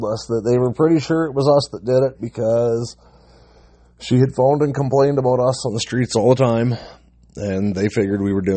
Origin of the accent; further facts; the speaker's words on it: British Columbia, Canada; away from my hometown in BC